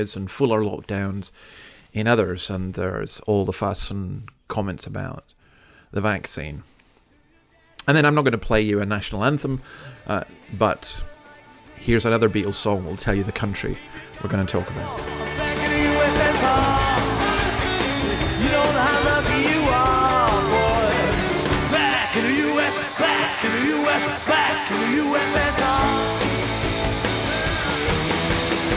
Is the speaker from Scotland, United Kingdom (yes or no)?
yes; Scotland, United Kingdom; now in Australia; I'm from Scotland